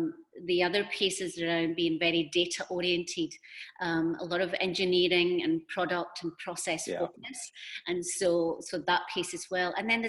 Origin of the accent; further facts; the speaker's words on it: Scotland, United Kingdom; moved away as an adult; also born or lived in United States / China / Singapore; and then I moved to the US from Scotland and did a lot of work there around really HR operations, and then into talent.